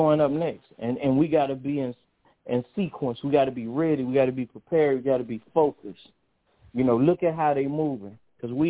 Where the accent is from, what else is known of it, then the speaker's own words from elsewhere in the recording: Mobile, Alabama, United States; now in Birmingham, United States; Mobile is really my hometown. I was born in Mobile, but I live in Birmingham.